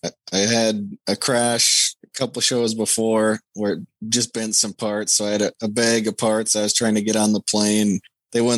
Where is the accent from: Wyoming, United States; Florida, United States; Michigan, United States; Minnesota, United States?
Minnesota, United States; Minneapolis; Minneapolis. My hometown